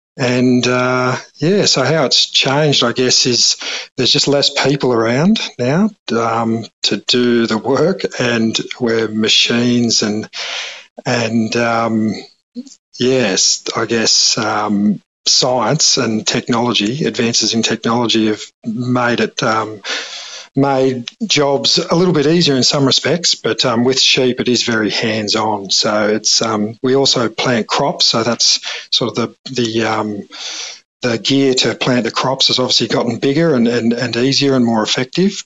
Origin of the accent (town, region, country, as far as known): Mimosa, New South Wales, Australia; born or raised there; also born or lived in London